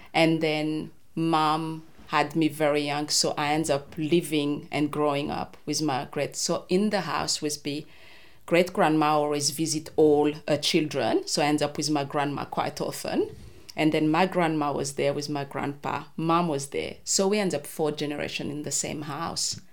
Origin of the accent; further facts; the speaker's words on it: Madagascar; English is a second language; moved away as an adult; also born or lived in Antananarivo, Madagascar; now in Hobart, Australia; I grew up in Madagascar